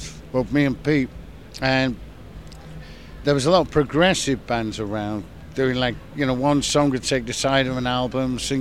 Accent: Manchester, North West England, United Kingdom

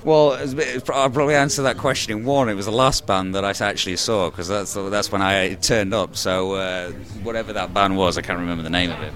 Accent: the north of England, United Kingdom; moved away; I'm from the United Kingdom, but originally from the north of England

